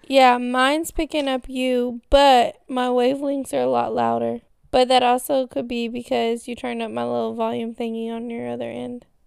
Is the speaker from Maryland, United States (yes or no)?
no; Texas, United States